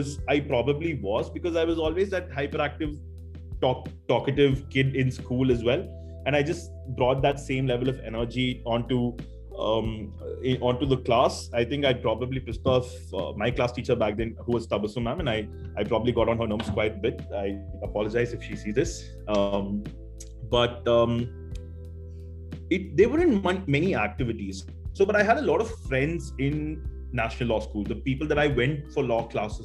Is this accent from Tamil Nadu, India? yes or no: yes; Chennai, Tamil Nadu, India; I'm basically from Chennai, and I've always studied here, grown up here